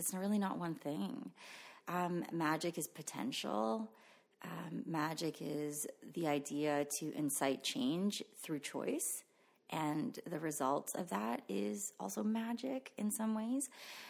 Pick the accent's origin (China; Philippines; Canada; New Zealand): Philippines; first language Tagalog; English is a second language; I stopped speaking my mother tongue and adopted English. And to this day, I don't speak Tagalog anymore, but my parents speak to me in Tagalog and I understand it fluently, but I just don't speak it.